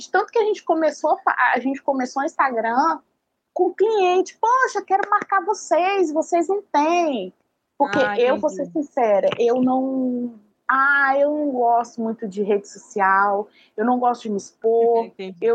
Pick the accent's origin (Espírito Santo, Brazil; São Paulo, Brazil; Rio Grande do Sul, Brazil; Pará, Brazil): Espírito Santo, Brazil; Vitória; é um bairro da capital chamado Jardim Camburi. É o bairro mais populoso de Vitória.